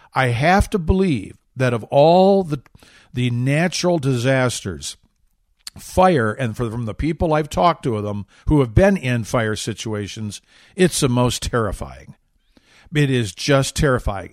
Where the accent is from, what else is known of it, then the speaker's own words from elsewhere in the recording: Michigan, United States; moved away; I grew up in Michigan